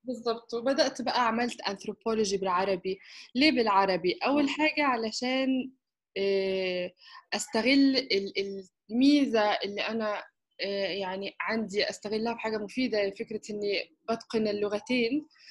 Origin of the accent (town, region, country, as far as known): Egypt; also born or lived in Istanbul, Turkey / United Kingdom